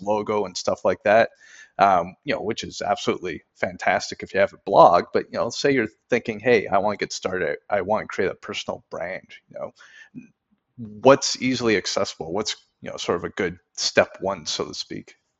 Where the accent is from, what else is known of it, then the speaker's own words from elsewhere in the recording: Canada; I'm from Canada